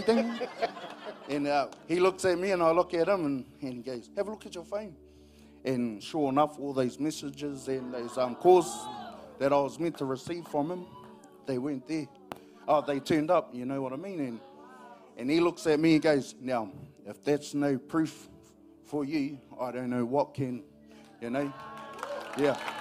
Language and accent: English; New Zealand; I'm from Pairo, LNP country